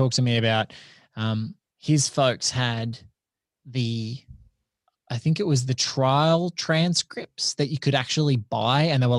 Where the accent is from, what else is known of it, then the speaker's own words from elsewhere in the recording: Australia; And I'm like, in my mind as an Aussie, we just never had any conception of that.